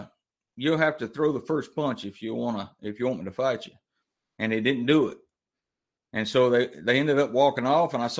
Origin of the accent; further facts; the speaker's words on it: Mobile, Alabama, United States; I grew up down in Mobile, Alabama, the deep, deep South.